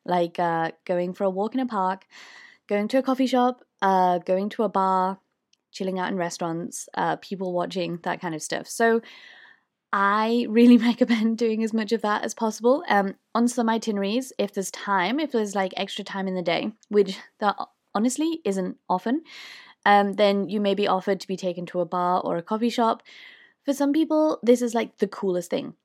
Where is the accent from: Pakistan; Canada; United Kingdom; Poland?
United Kingdom; accent: British; I'm from the U K